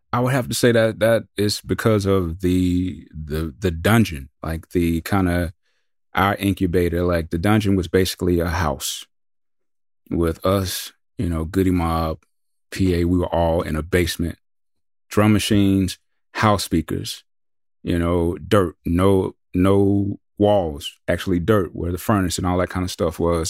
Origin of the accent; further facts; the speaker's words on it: the South, United States; we're from the South